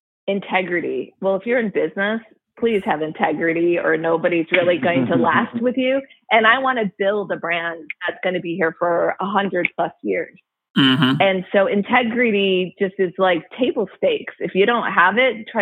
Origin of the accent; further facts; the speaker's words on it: Midwest, United States; I went to Michigan. Yes, I'm from the Midwest